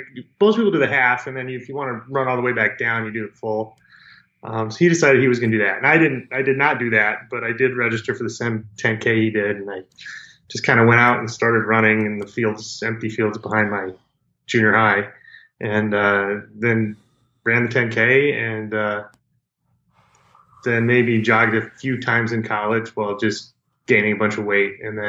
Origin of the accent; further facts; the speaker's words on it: Colorado Springs, Colorado, United States; Yeah, I actually grew up in Colorado Springs. It's my hometown.